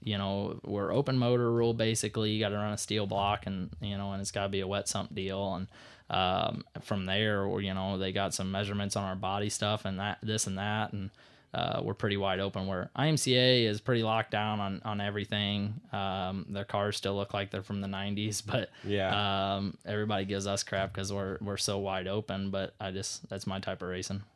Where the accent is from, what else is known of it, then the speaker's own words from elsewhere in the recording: St. Louis, Missouri, United States; moved away; I grew up in St. Louis watching dad race